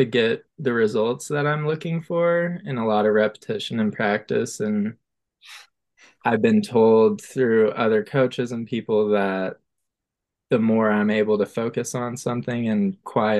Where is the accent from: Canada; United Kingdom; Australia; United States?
United States; Boulder, Colorado; moved away as an adult; also born or lived in Denver, Colorado / Santa Barbara, California; now in Los Angeles, United States; I'm an artist from Boulder, Colorado